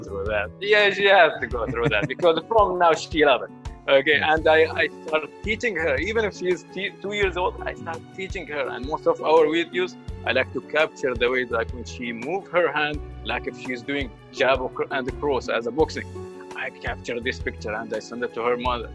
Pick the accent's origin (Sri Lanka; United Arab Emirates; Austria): United Arab Emirates; Sharjah; I grew up in lovely area, Sharjah called Halwan